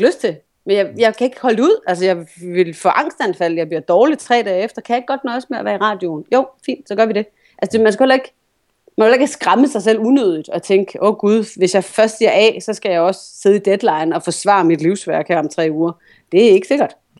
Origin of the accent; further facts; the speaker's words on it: Vejle, Southern Denmark, Denmark; moved away; jeg kommer fra Vejle